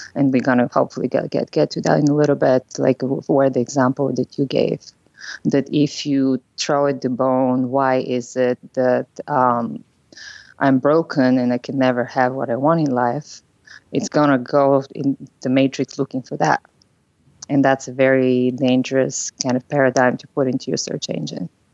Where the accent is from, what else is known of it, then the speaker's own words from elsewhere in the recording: Bulgaria; English is a second language; now in San Francisco, United States; I'm originally from Bulgaria, so I know that my accent is something that people notice when I speak.